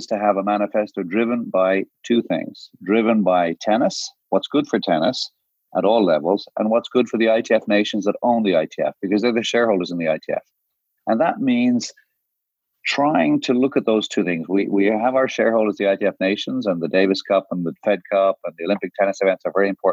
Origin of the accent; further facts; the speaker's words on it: Ireland; also born or lived in Guyana / Jamaica; I'm from Ireland, which is a smaller nation. I was born in the Caribbean. Not many people know that. I was born in Guyana and I grew up in Jamaica until I was 8